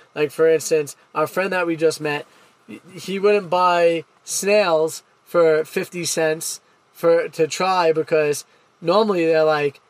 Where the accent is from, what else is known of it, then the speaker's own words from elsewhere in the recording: United States; Me being the American in this relationship